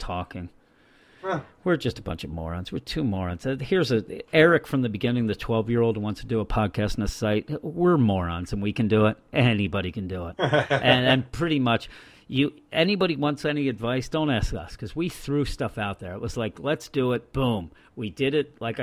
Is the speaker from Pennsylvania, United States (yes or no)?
yes; Philadelphia, Pennsylvania, United States; We're from the Philadelphia area